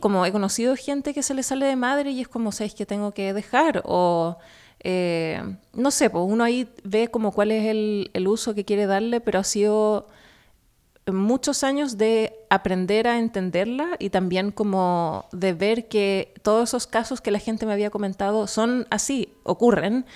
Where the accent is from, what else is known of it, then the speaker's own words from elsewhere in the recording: Chile; now in New York, United States; vienesa en chileno